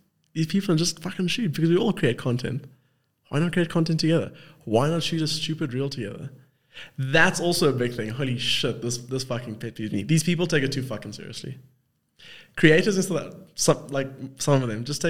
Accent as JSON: {"language": "English", "country": "South Africa", "also_born_or_lived": "Cape Town", "accent": "South African", "said": "I'm South African and all South African. Got the same accent, kind of."}